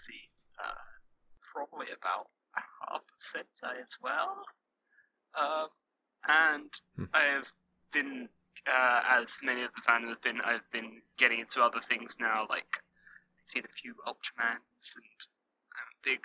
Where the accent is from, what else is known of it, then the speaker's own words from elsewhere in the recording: United Kingdom; I'm British